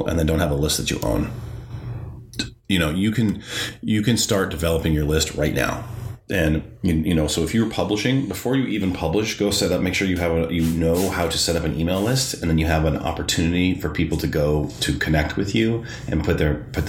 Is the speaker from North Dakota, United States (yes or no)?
yes; North Dakota, United States; growing up in the Midwest, like growing up in North Dakota